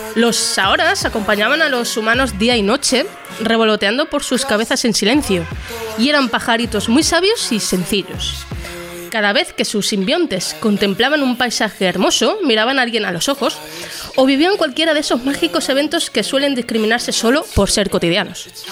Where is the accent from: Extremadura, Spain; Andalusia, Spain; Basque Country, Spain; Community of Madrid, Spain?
Extremadura, Spain; nosotros somos extremeños